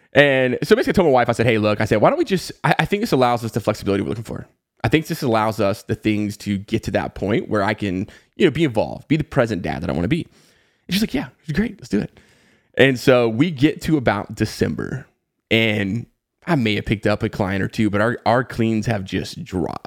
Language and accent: English; the Southeast of the United States, United States; I grew up in the Southeast of the United States and, you know, pretty much lived there my entire life